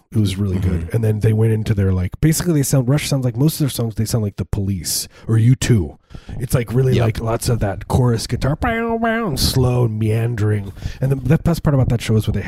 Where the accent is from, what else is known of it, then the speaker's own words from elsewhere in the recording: Midwest, United States; I grew up in the Midwest